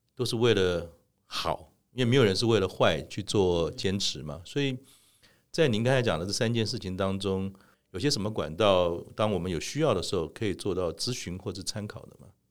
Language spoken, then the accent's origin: Chinese; Keelung, Taiwan; 我从小在基隆长大，呃，那个时候呢，基隆我们就住在半山腰上面，其实还算是一个相对怎么讲，还没有那么都市化的地方